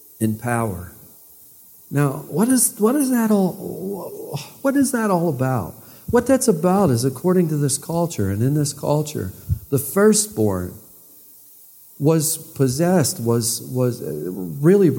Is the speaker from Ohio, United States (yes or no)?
yes; East Liverpool, Ohio, United States; I was born in East Liverpool Hospital